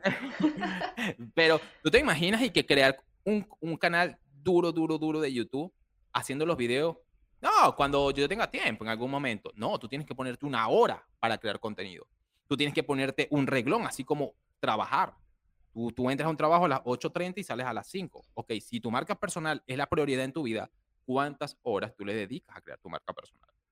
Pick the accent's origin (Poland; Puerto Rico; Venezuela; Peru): Venezuela; Barquisimeto, Lara; moved away as an adult; also born or lived in Dominican Republic; yo soy venezolano, nací en Barquisimeto, Venezuela. Vengo de una familia humilde